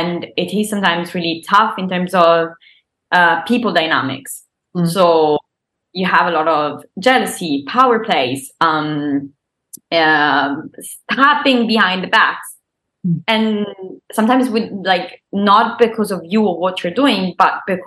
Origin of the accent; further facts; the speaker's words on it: Isernia, Molise, Italy; English is a second language; moved away as an adult; I was born and I grew up in this super small town, Isernia, which is my hometown.